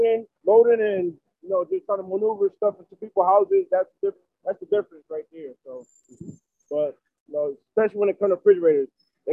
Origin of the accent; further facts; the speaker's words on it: New Haven, Connecticut, United States; Right here in New Haven.